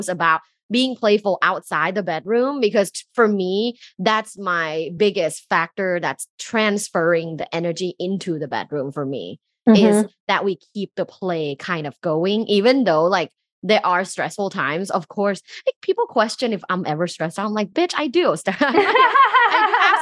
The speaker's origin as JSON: {"language": "English", "country": "Thailand", "moved": "yes", "said": "I'm originally from Thailand, and like in Thai culture, people don't go see a therapist"}